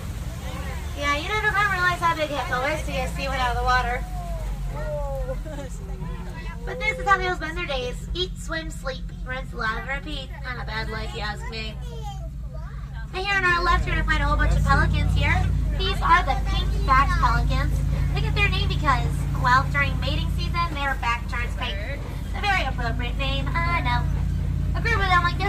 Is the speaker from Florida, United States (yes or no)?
no; Los Angeles, California, United States; I'm from Los Angeles